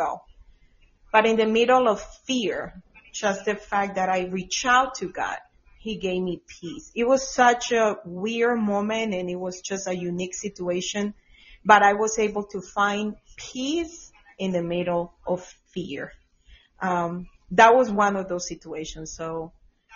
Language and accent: English; Colombia; now in Georgia, United States; I'm from Colombia, but I was in Georgia at that time